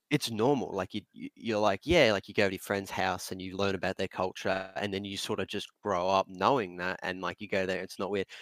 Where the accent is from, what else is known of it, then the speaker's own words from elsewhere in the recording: Australia; us being Australian